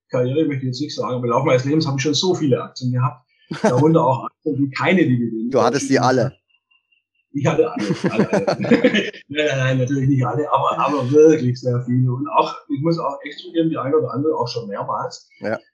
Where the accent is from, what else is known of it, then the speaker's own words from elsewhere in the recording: Baden-Württemberg, Germany; also ich bin ja ein Schwabe, wie man wahrscheinlich aushört.